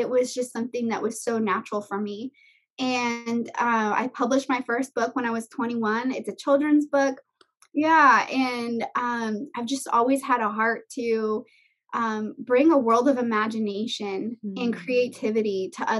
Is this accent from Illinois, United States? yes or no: no; Miami, Florida, United States; moved away as an adult; also born or lived in Orange County, California; now in California, United States; when I was 21, I moved from South Florida out of the house I was born and raised in.